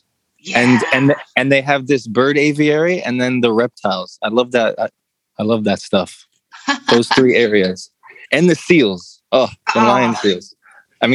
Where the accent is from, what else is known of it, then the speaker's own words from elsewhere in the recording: New York City, New York, United States; Well, just growing up in the city, like alone, that gives you courage, you know. Mm. You know, especially back when I grew up, you know, the energy of New York right now is a little off, but it's coming back.